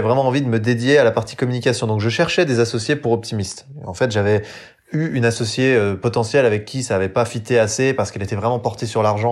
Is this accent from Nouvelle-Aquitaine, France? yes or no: no; Jura, Bourgogne-Franche-Comté, France; j'ai grandi dans le Jura, donc euh, souvent je le répète, mais dans le haut budget pour être exact, sur le massif du Jura